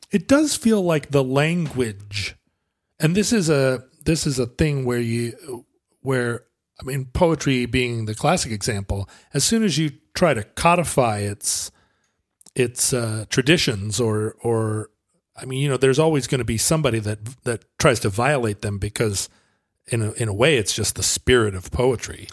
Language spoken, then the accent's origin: English; the Northwest, Pacific Northwest, United States